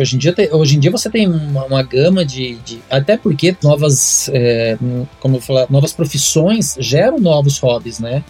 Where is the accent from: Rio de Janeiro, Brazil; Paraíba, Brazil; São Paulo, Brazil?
São Paulo, Brazil; Mogi das Cruzes; eu tive uma choperia na minha cidade natal, em Monte das Cruzes.